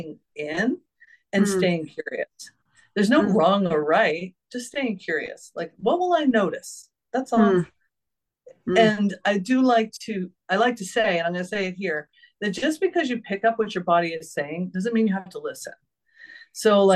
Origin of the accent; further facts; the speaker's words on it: New England, United States; I was raised in New England